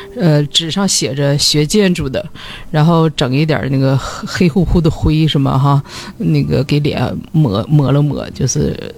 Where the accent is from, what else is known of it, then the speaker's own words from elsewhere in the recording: China; 我们中国人相对来说，就是寻找快乐的能力，我觉得相比较弱。